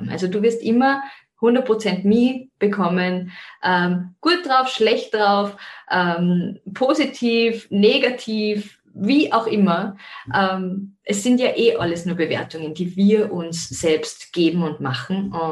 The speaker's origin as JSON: {"language": "German", "town": "Zell am See", "region": "Salzburg", "country": "Austria", "said": "bin ursprünglich aus Zell am See. Wie man auch hören kann, vielleicht am Dialekt immer noch. Also das Wienerische kommt weniger durch, sondern ich bleibe, mein, bleibe meinem Ursprungsheimatort Zell am See treu."}